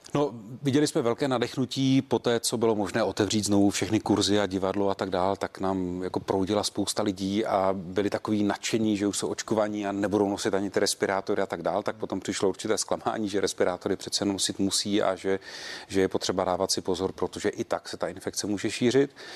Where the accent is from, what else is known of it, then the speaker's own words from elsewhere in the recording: Czechia; jako Češi